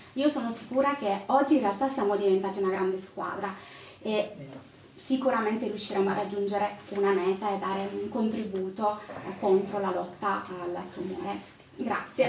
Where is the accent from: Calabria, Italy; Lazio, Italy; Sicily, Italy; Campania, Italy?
Calabria, Italy; moved away; also born or lived in Lombardy; io sono calabrese